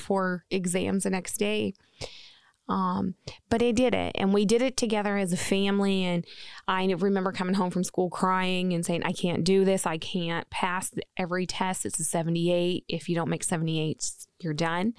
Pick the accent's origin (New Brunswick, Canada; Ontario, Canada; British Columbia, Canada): New Brunswick, Canada; now in Maine, United States; I am from New Brunswick, Canada. I am a maritime girl